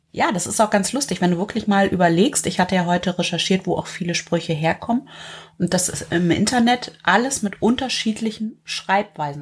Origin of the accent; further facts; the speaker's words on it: the North, Northern Germany, Germany; bei uns im Norden